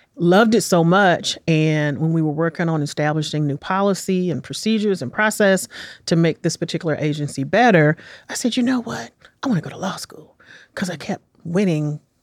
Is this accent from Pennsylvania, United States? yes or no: no; Washington, District of Columbia, United States; moved away as an adult; also born or lived in Los Angeles / New York; now in Nashville, United States; I was born and raised in Washington, D C in nineteen sixty-nine.